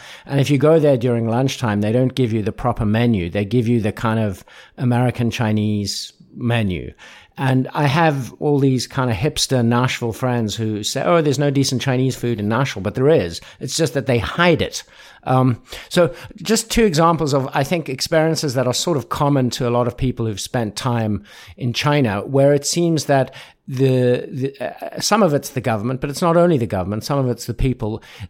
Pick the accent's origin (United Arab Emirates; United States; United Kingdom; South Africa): South Africa; moved away; I'm from South Africa originally, and I mean, I've been going back to Africa more or less once a year, mostly South Africa for many years